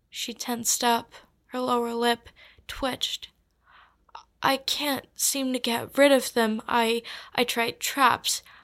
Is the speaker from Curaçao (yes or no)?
yes; Curaçao; moved away; I am from Curacao, which is a small island off the coast of Venezuela.